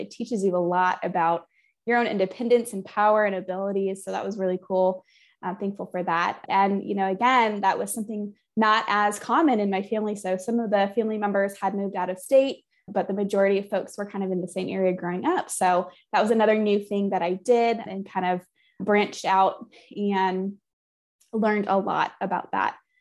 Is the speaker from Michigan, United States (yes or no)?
yes; Flint, Michigan, United States; I grew up near Flint, Michigan, so in the outskirts of Flint, Michigan